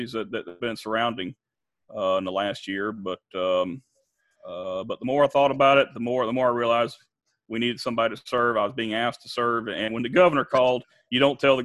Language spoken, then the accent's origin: English; Okeechobee, Florida, United States; also born or lived in Highlands County, Florida; I call Okeechobee home, live in Highlands County